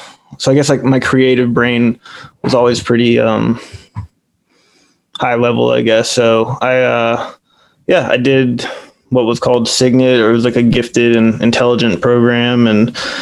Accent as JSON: {"language": "English", "town": "Manassas", "region": "Virginia", "country": "United States", "tie": "born or raised there", "said": "I've lived here in Northern Virginia, Manassas, Virginia, pretty much all of my life, except for a year when I moved away and came back."}